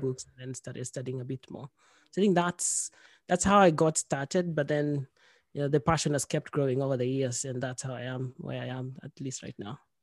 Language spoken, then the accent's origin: English; Kenya; moved away as an adult; also born or lived in Norway; now in Sweden; I'm from Kenya. I've lived in Sweden for six, seven years now. Uh, before that, I've li-, I'd lived in Kenya for most of my life